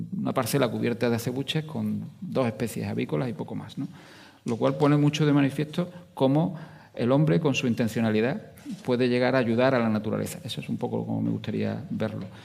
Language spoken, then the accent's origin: Spanish; Jaén, Andalusia, Spain; now in Huelva, Spain; Yo soy andaluz, eh, soy de Jaén, aunque me he vivido y he trabajado mucho aquí en Huelva